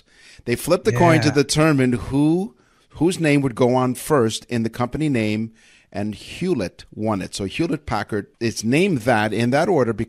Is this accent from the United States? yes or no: no; Canada; We're Canadian.